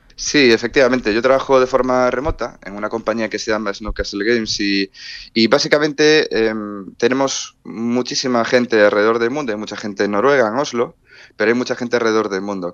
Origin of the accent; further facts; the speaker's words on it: Spain; allí creo que soy el único español, el primer español de hecho